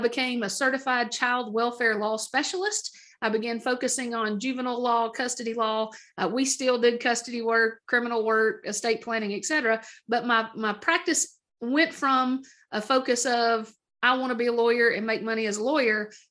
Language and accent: English; Middle Tennessee, United States; also born or lived in Idaho; I was born in Idaho, technically, to two parents from Middle Tennessee. And then at a young age, we moved back to Middle Tennessee to be close to family